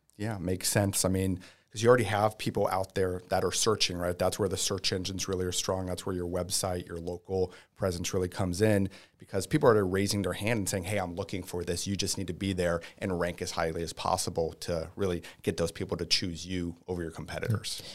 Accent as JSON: {"language": "English", "town": "Tampa", "region": "Florida", "country": "United States", "said": "native, um, I don't know what we call ourselves, Tampians"}